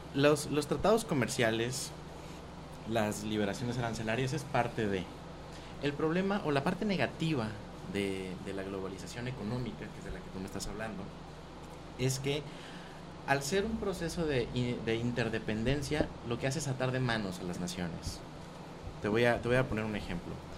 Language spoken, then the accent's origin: Spanish; Mexico; nosotros como mexicanos